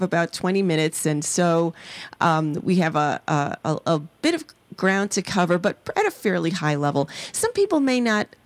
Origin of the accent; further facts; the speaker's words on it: New York City, New York, United States; moved away; I was growing up in the South Bronx, the inner city of New York City.